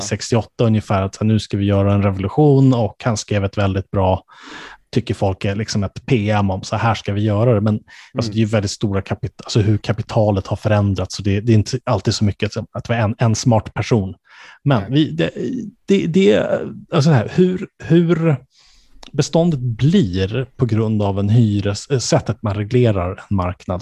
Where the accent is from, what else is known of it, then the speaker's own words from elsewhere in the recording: Stockholm County, Sweden; jag som då är född och uppvuxen i, eh, Stockholmsregionen, om än inte i Stockholms kommun